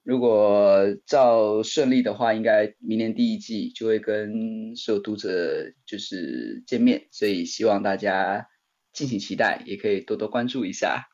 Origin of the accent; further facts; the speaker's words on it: Taichung, Taiwan; moved away as an adult; also born or lived in Chiayi / Beijing; 我就打包了行李回到台中，我老家在台中